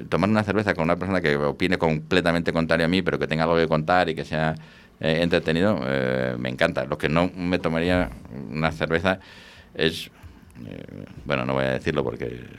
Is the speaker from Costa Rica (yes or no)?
no; Valladolid, Castile and León, Spain; Yo soy muy de Valladolid, muy de la Ribera, pero es que ahora mismo incluso en Valladolid, pues el tinto que se hace en Cigales es espectacular.